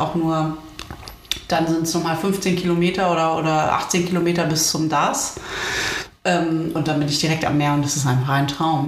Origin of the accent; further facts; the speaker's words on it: Uelzen, Lower Saxony, Germany; moved away; Uelzen ist da, wo ich herkomme, oh. ursprünglich